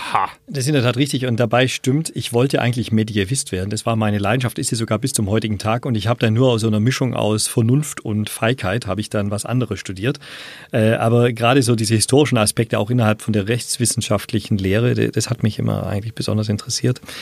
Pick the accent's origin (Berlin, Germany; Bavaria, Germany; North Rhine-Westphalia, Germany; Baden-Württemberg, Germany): Baden-Württemberg, Germany; Riedlingen; also born or lived in Erlangen; Bin dann aber aufgewachsen in Riedlingen, eine kleine Stadt an der Donau